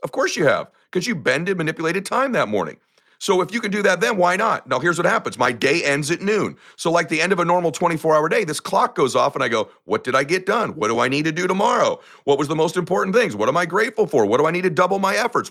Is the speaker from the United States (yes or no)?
yes; United States; I come from lower middle class America.